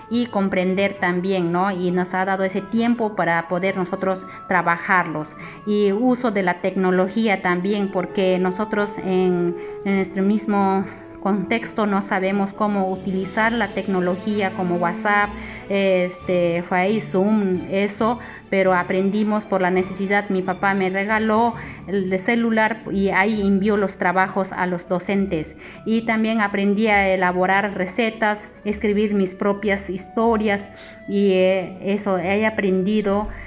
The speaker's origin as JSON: {"language": "Spanish", "area": "Imaza, Bagua", "region": "Amazonas", "country": "Peru", "said": "Soy del departamento de Amazonas, provincia Bagua, distrito Imasa. Soy del colegio Nazaret"}